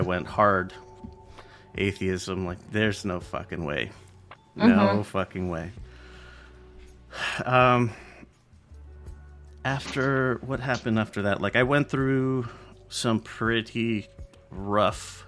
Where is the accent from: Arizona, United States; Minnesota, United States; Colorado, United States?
Arizona, United States; Glendale; also born or lived in Tolleson, Arizona; I moved from Glendale to what is Tolleson, it's considered Tolleson, but it's also not, it's also part of Phoenix proper.